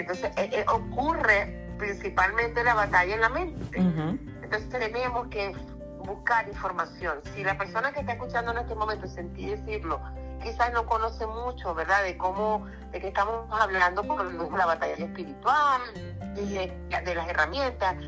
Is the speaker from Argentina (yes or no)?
no; Venezuela; now in Orlando, United States; Yo soy venezolana de nacimiento